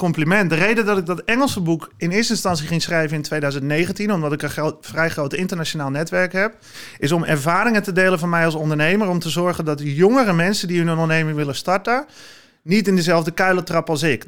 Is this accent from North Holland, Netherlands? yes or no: yes; Zwaag, North Holland, Netherlands; now in Heiloo, Netherlands; ik ben geboren en getogen in Zwaag